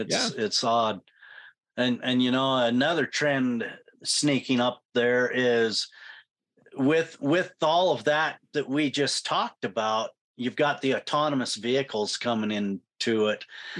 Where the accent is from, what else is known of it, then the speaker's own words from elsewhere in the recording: Clarkston, Washington, United States; And I was raised in Clarkston.